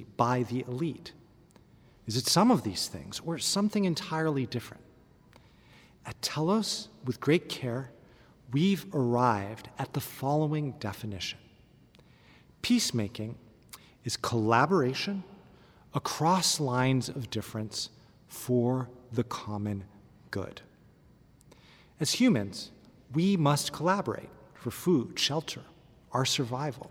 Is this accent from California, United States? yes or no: yes; California, United States; moved away as an adult; also born or lived in Palestine; I was born and raised in California, but my father comes from just outside Bethlehem